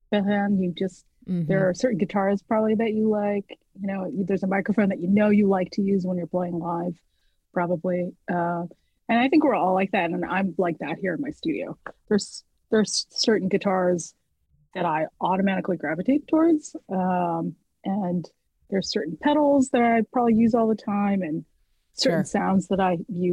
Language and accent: English; Cincinnati, Ohio, United States; also born or lived in Canada / Georgia; raised mostly in the United States, here in Ohio, in Cincinnati